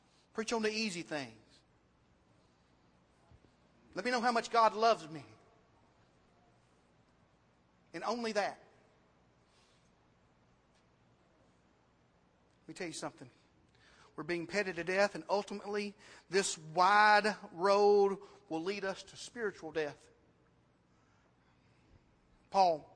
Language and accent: English; United States; American Christians